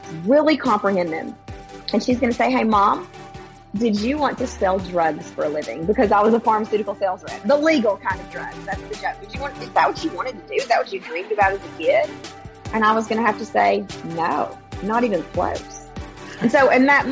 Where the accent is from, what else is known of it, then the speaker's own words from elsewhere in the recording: the South, United States; moved away as an adult; I grew up in the South